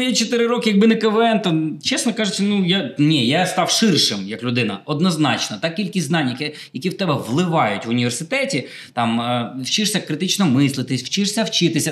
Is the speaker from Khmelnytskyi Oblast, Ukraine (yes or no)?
yes; Khmelnytskyi, Khmelnytskyi Oblast, Ukraine; в моєму рідному Хмельницькому